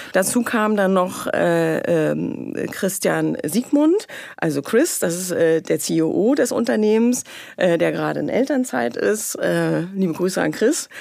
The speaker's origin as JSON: {"language": "German", "region": "Mecklenburg-Vorpommern", "country": "Germany", "tie": "born or raised there", "moved": "yes", "said": "ich komme aus Mecklenburg, aus Sumpfixlust"}